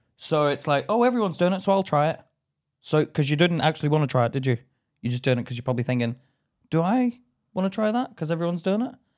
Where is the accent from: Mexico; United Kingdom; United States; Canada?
United Kingdom; Belfast, Northern Ireland; moved away; me being in Belfast, I went back recently and I don't feel as Irish as what I did when I was a kid